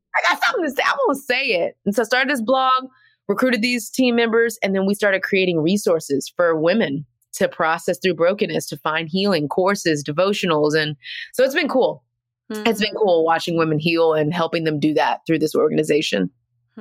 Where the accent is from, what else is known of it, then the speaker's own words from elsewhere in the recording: Texas, United States; now in Atlanta, United States; I'm from Texas